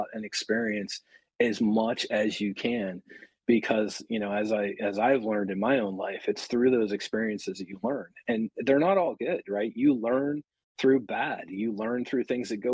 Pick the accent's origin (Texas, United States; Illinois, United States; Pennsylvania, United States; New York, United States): Pennsylvania, United States; Pittsburgh; I was born and raised in Pittsburgh.